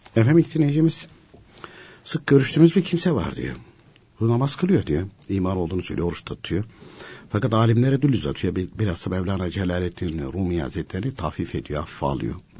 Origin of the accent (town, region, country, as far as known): Konya, Turkey